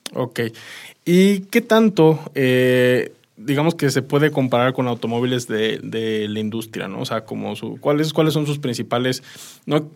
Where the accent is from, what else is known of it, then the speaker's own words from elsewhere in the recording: Mexico; como mexicano